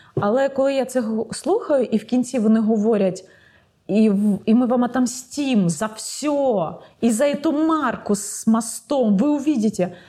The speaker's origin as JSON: {"language": "Ukrainian", "country": "Ukraine", "said": "я з України"}